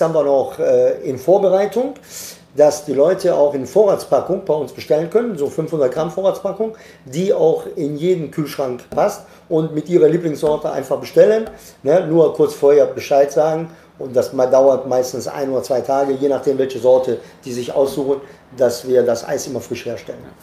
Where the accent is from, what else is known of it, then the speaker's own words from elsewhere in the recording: Italy; now in Germany; Ich bin Italiener